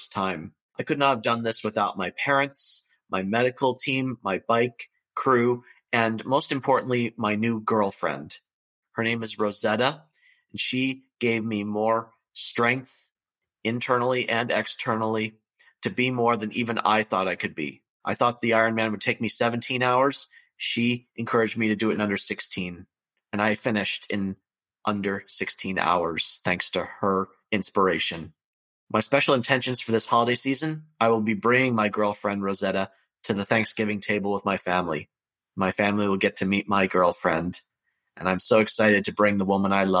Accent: Santa Clarita, California, United States; I'm from Santa Clarita, California, in the United States of America

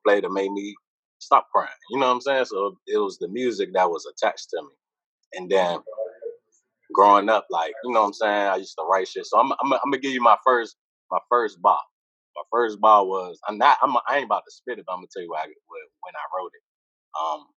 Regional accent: Oxon Hill, Maryland, United States; also born or lived in Washington, D.C.; I'm from Oxon Hill, you know what I'm saying? You could say D.C. too, because I've been through D.C. all my life, even lived there a few times

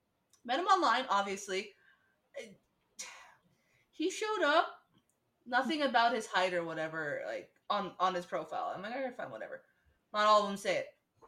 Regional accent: Istanbul, Turkey; I'm from Bolis. We're from Bolis.

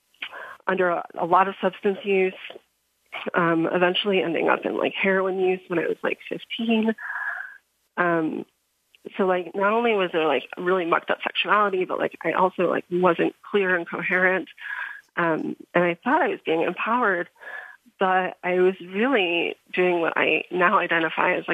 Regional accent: outside of Chicago, Illinois, United States; moved away as an adult; also born or lived in Crestone, Colorado; I grew up outside of Chicago

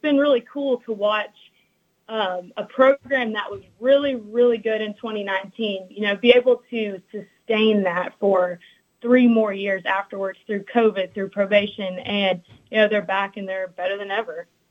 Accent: Alabama, United States; my childhood growing up in Alabama

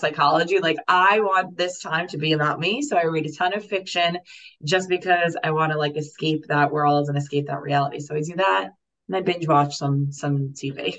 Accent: New York City, New York, United States; I grew up in Staten Island. So I grew up in New York

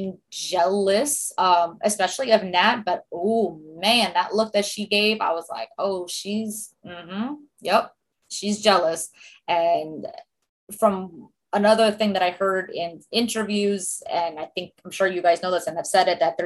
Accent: New York, United States; accent: heavy New York accent; I'm a New Yorker like you guys

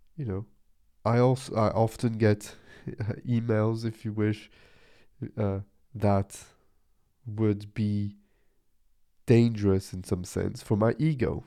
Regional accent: Nice, Provence-Alpes-Côte d'Azur, France; I'm from the beach, I'm from the sea, I'm from Nice in the south of France

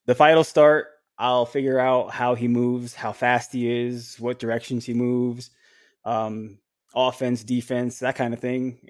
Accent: Orlando, Florida, United States; right in my hometown

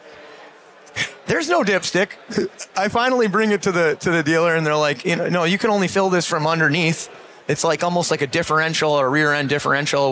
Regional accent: Buffalo, New York, United States; I'm from Buffalo, New York

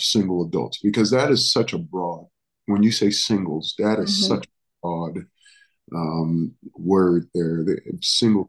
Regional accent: New York City, New York, United States; also born or lived in Dominican Republic / Stockton; I was born in the Dominican Republic, was raised in New York City.

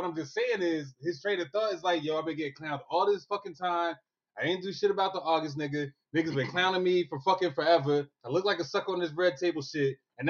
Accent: Brooklyn, New York, United States; he forgot I was from Brooklyn.

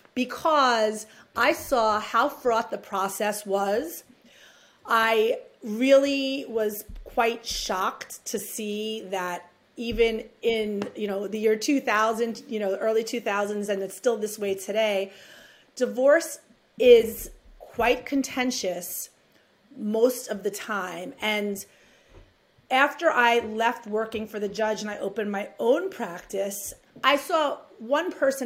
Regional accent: New York City, New York, United States; accent: New York; grew up in New York City.

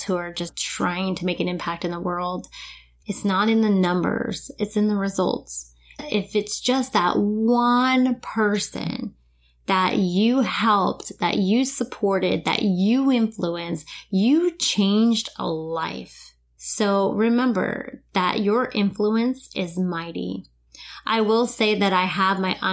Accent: New Smyrna Beach, Florida, United States; moved away; my hometown, New Smyrna Beach, which is only a couple hours away

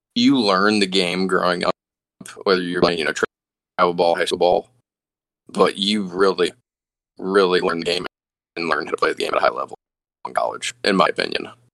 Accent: the South, United States; growing up in the South

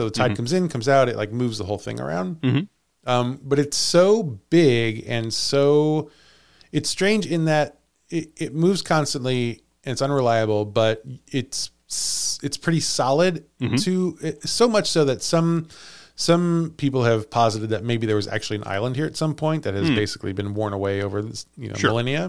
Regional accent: United States; we're from America

